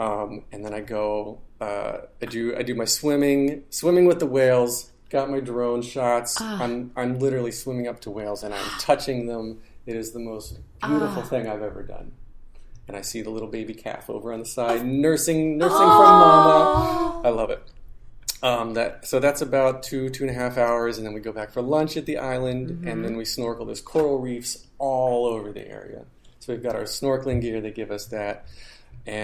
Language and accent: English; North Carolina, United States; now in New York, United States; North Carolina.